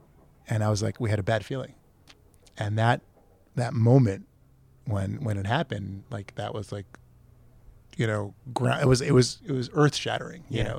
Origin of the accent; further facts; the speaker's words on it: Efrat, West Bank, Palestine; as kids growing up in Efrat, you know, the hangout now is in Zayit